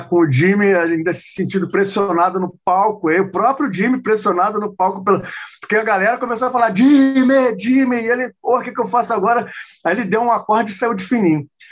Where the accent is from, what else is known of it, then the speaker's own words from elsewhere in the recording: Brazil; nós brasileiros